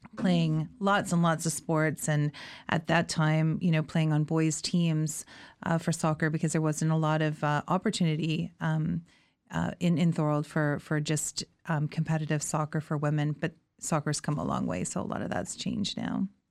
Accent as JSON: {"language": "English", "town": "Thorold", "region": "Ontario", "country": "Canada", "tie": "born or raised there", "said": "I grew up in Thorold, which is in the Niagara region"}